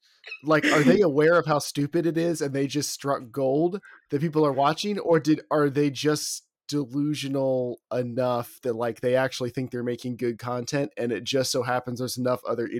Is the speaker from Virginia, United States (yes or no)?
yes; near where Pocahontas happened, Virginia, United States; my hometown is like directly next to where Pocahontas actually happened.